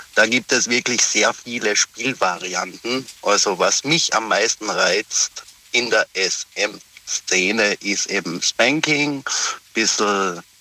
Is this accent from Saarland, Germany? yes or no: no; Pforzheim, Baden-Württemberg, Germany; Aus Pforzheim, bin aber zurzeit geschäftlich in Frankfurt unterwegs